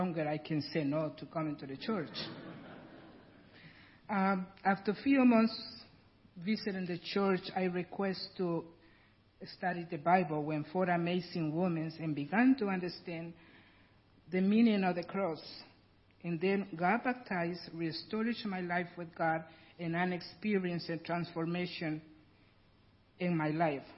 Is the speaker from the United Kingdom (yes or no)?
no; Guatemala; English is a second language; moved away as an adult; now in United States; I'm original from Guatemala, and that's why I have a really heavy accent